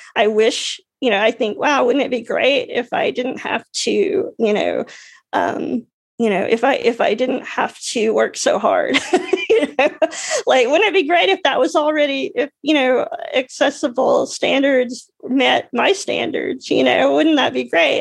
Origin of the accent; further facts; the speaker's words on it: Alabama, United States; moved away; I grew up in Alabama